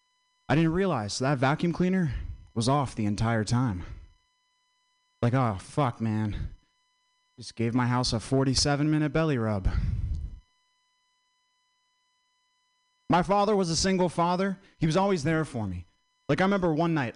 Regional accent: Vermont, United States; I'm from Vermont

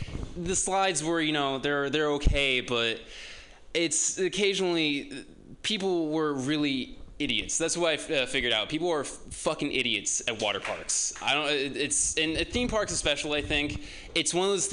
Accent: San Dimas, California, United States; I'm from San Dimas.

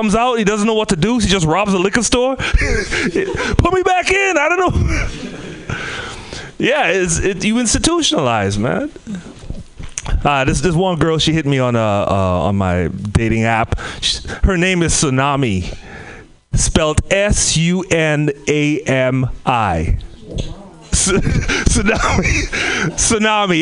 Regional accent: Trinidad & Tobago; moved away; also born or lived in Bay Area / Oakland; I came from the Caribbean. By from the Caribbean, Trinidad and Tobago

